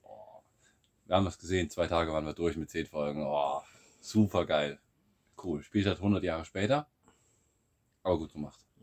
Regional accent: Siegerland, North Rhine-Westphalia, Germany; moved away as an adult; now in Bulgaria; aus meiner Heimat, aus dem, aus dem Siegerland

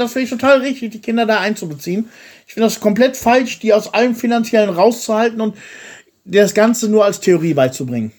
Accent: Soest, North Rhine-Westphalia, Germany; now in Bulgaria; ich komme ja aus der Stadt Soest in Deutschland

